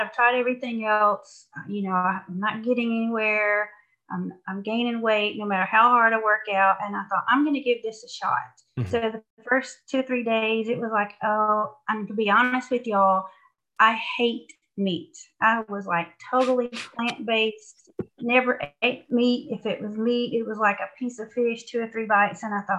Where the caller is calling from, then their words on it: Georgia, United States; I'm calling from Georgia.